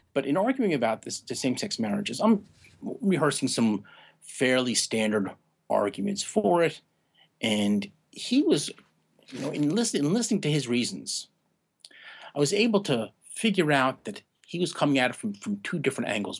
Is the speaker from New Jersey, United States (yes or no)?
no; New York area, United States; now in Maine, United States; I grew up in the New York area